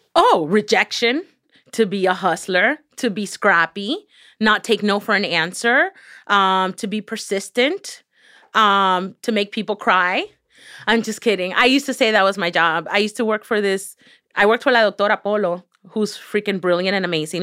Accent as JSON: {"language": "English", "town": "Miami", "region": "Florida", "country": "United States", "tie": "born or raised there", "accent": "Miami", "second_language": "English", "said": "I was growing up in Miami"}